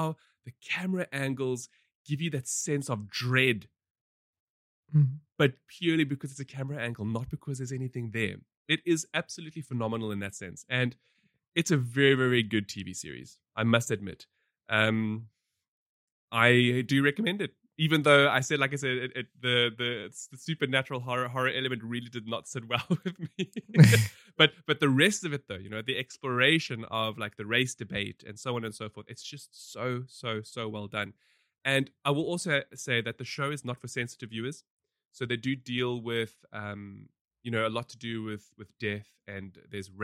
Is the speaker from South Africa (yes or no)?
yes; South Africa; we have a very, you know, troubled and rich history